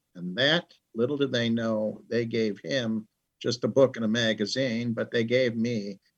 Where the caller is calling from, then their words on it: Orland Park, Illinois, United States; Just outside of Chicago in an area close to the South Side, which would be the Orland Park area.